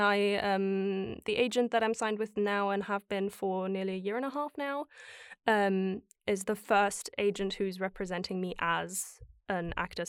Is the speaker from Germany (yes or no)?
yes; Germany; And growing up in Germany, where the performing arts aren't supported as much as they are here